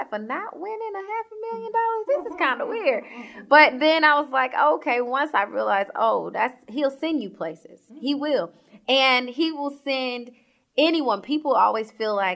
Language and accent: English; Georgia, United States; also born or lived in Sacramento, California; I am from Georgia. So I always say born and raised.